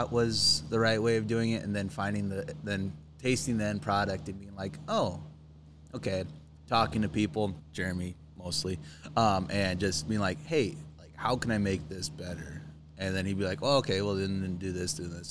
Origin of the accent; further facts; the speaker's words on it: Wayne, Nebraska, United States; my hometown, Wayne.